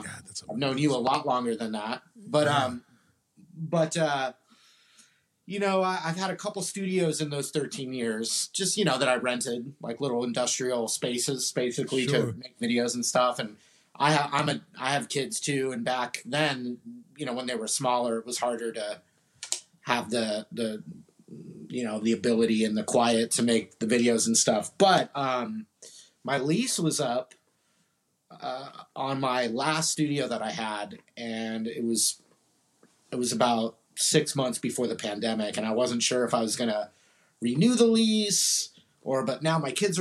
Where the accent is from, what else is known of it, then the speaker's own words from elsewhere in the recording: Orange County, California, United States; moved away as an adult; now in San Marcos, United States; I grew up in Orange County, north of San Diego.